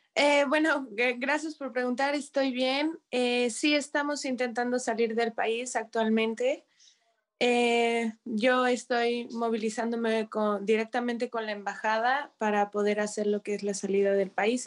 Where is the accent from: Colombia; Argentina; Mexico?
Mexico; now in Kyiv, Ukraine; como mexicana, como foráneo